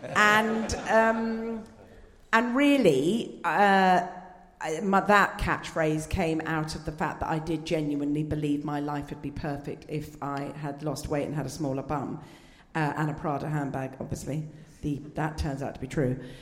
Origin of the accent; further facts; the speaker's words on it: Scotland, United Kingdom; accent: posh Scot; as a Scot, a, but as you can tell, a posh Scot